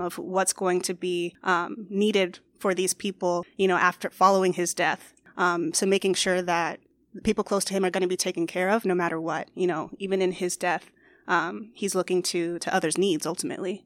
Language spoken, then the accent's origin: English; Phoenix, Arizona, United States; I am born and raised in Phoenix